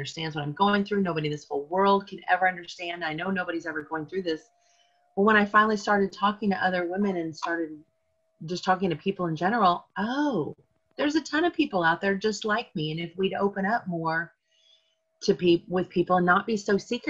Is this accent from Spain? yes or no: no; Kansas City, United States; moved away as an adult; also born or lived in Atlanta, Georgia; I actually was born and raised in Kansas City